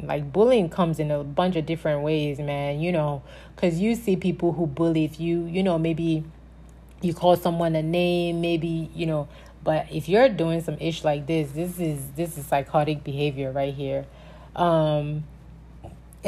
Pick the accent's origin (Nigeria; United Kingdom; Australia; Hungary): Nigeria; born or raised there; now in United States